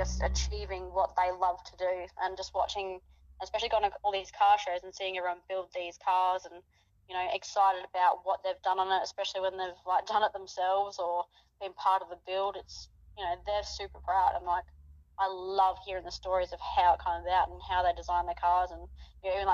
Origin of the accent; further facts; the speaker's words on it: Adelaide, South Australia, Australia; moved away as an adult; now in Perth, Australia; I grew up in Adelaide